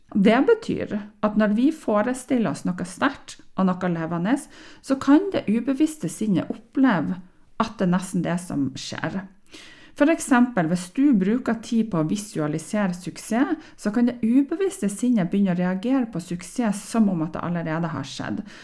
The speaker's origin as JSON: {"language": "Norwegian", "region": "Northern Norway", "country": "Norway", "said": "Jeg er nordlending"}